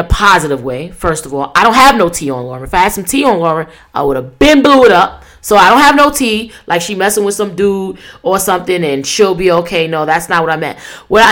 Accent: New York City, New York, United States; New York, my hometown

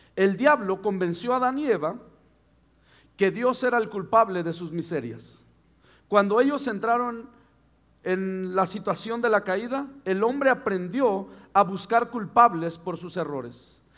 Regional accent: Mexico; soy mexicano

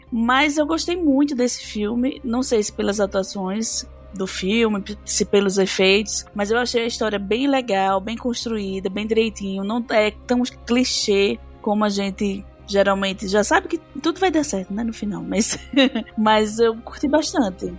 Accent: Brazil; como brasileiro

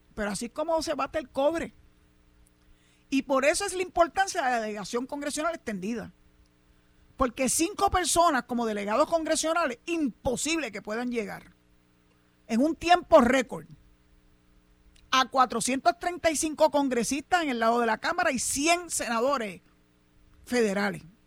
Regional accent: Cabo Rojo, Puerto Rico; aquí en mi pueblo de Cabo Rojo

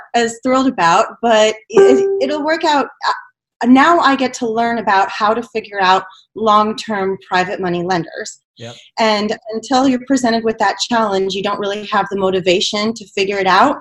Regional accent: New Mexico, United States; now in Houston, United States; I come from New Mexico, and the population of New Mexico is around 2 million, which is about the population of Houston.

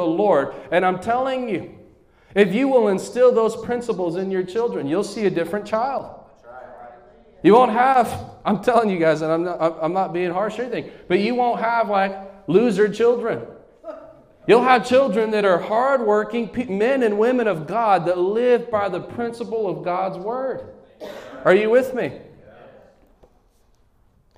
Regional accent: United States; Where I'm from New Mexico, West Texas

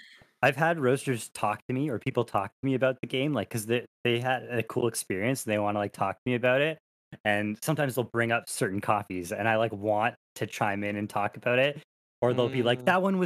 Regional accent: Canada; As a Canadian

